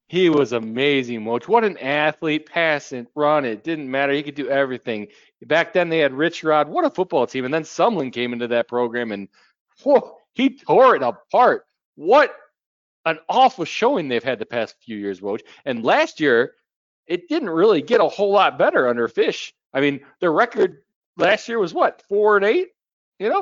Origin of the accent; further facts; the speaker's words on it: Midwest, United States; I'm from the West, you know, or from the Midwest